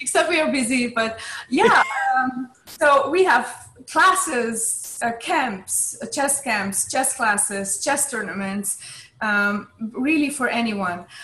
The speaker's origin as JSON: {"language": "English", "country": "Hungary", "tie": "born or raised there", "said": "I grew up in Hungary"}